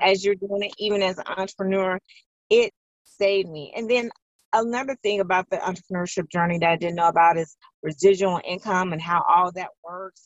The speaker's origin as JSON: {"language": "English", "town": "Chicago", "region": "Illinois", "country": "United States", "tie": "born or raised there", "said": "I was born and raised in Chicago"}